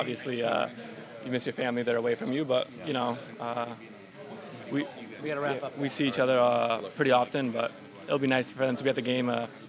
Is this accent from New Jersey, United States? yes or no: yes; New Jersey, United States